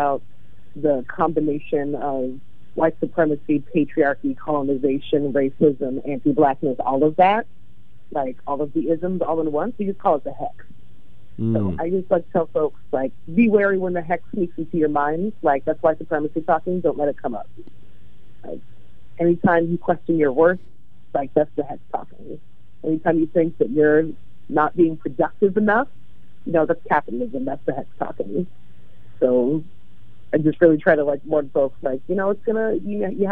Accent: LA in the Bay Area, California, United States; now in Portland, United States; I grew up in LA in the Bay Area

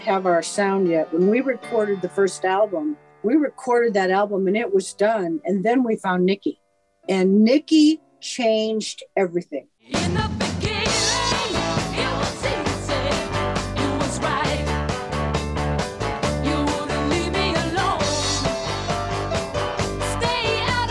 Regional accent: Mason City, Iowa, United States; my church growing up in Mason City, Iowa

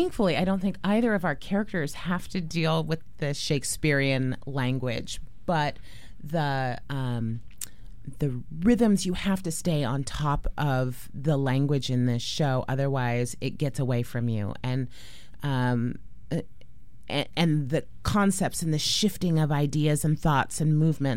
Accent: San Juan Islands, Washington, United States; also born or lived in Portland, Oregon; I grew up in the San Juan Islands, actually splitting my time between the San Juan Islands and Portland, which is where my dad lived

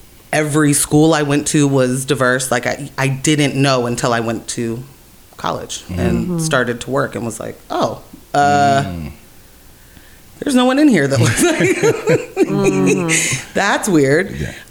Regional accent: Portland, Oregon, United States; So I grew up in the Irvington area before the Irvington area was like the cool historic Irvington.

